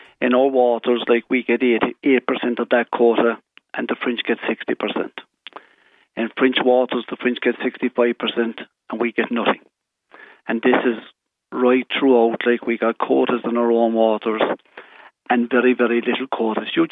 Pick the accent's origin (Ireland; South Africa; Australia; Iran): Ireland; as an Irishman and a proud Irishman